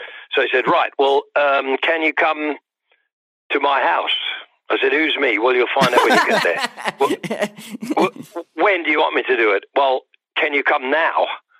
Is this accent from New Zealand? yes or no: yes; New Zealand; moved away as an adult; now in London, United Kingdom; I'd pretty much just moved to London. I came from New Zealand. I was living in New Zealand.